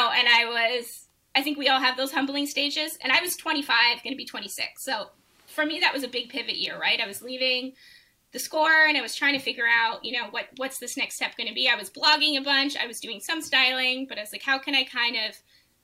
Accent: Canada; as an international student, which I would have been as a Canadian at the time

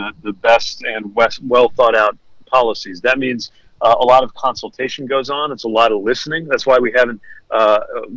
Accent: South Bend, Indiana, United States; I'm from South Bend

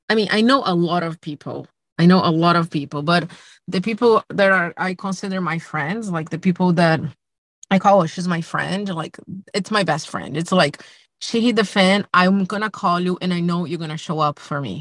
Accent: Brazil; moved away as an adult; now in United States; I'm from Brazil and, you know, I spend all my adulthood here by myself, my family is still in Brazil

